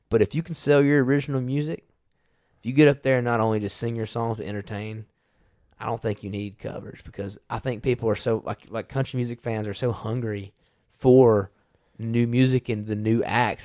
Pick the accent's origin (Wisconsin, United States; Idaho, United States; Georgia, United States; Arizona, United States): Georgia, United States; Carrollton; moved away as an adult; now in Nashville, United States; my hometown in West Georgia